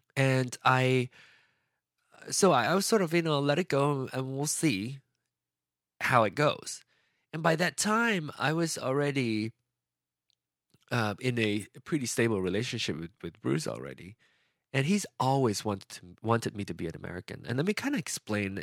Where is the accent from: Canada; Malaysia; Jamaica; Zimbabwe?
Malaysia; Penang; moved away as an adult; now in United States; I was born in Penang